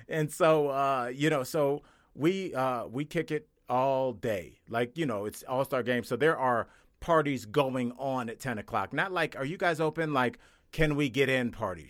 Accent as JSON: {"language": "English", "region": "Ohio", "country": "United States", "said": "I'm from Ohio."}